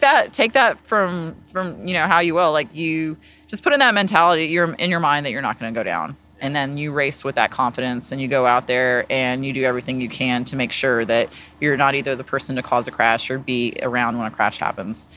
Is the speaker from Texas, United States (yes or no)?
yes; Austin, Texas, United States; also born or lived in South Carolina; I'm from Texas. Uh, I, I was born in South Carolina, but I've grown up here. I've been, my family's been in the Austin area since the early eighties